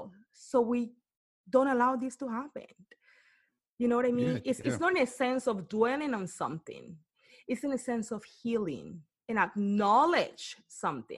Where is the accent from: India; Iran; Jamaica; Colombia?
Colombia; Cartagena, Bolívar; English is a second language; now in Bay Area, United States; I'm from Cartagena, Colombia